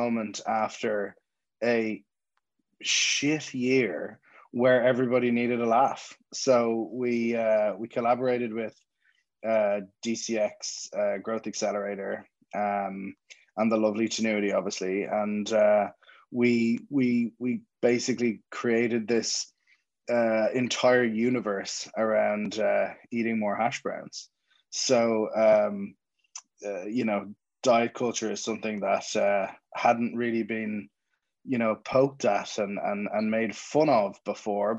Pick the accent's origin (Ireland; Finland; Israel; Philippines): Ireland; Dublin, Leinster; accent: Dublin; moved away as an adult; now in Jersey City, United States; My accent is not from Jersey City, it's from Dublin and Ireland